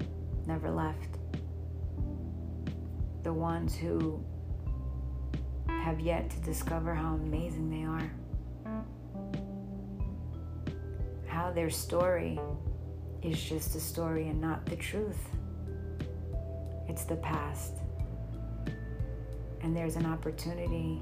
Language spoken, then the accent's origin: English; New York City, New York, United States; I'm a New Yorker, true and true, born and raised